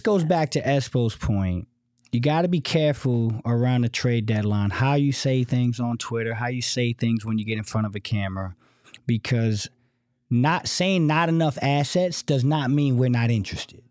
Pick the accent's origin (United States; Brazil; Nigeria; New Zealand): United States; East Coast; now in Phoenix, United States; from the East Coast